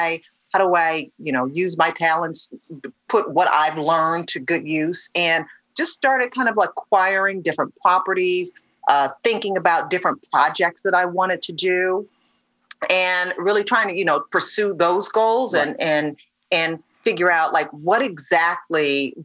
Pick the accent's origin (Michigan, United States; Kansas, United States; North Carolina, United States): Michigan, United States; Detroit; So, spent my entire career in front of the camera, started in local news in my hometown of Detroit, and then worked my way up through so many different news markets